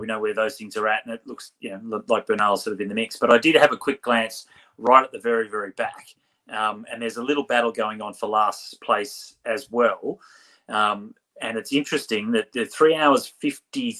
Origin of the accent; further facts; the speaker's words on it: Australia; we're Australian